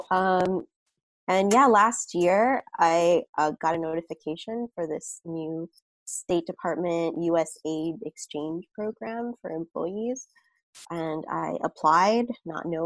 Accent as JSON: {"language": "English", "town": "Brooklyn", "region": "New York", "country": "United States", "tie": "born or raised there", "said": "Sure. Um, Brooklyn's awesome. I feel like it's changed so much over the years. Every time I go home, it's just like completely different neighborhood."}